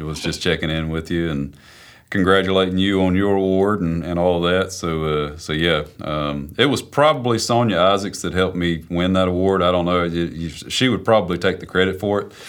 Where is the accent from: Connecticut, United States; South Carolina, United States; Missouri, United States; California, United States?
South Carolina, United States; moved away as an adult; also born or lived in Nashville, Tennessee; I'm from South Carolina. I'm a student at Belmont University.